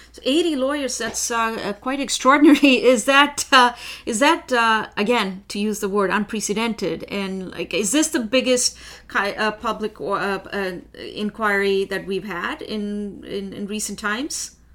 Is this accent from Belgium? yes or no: no; India; now in Ottawa, Canada; I am originally from India